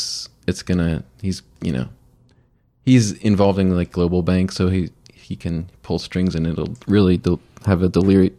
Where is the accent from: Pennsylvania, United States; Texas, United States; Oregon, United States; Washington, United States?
Pennsylvania, United States; Erie; moved away; I'm from Erie, Pennsylvania, originally, and I've spent a lot of my life there.